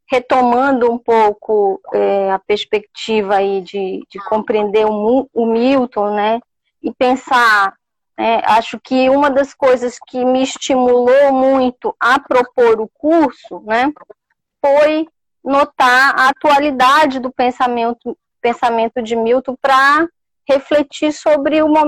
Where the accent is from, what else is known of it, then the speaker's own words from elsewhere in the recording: Pará, Brazil; accent: Paraense; now in São Luís, Brazil; Obrigada. Eu mesmo gosto muito do meu sotaque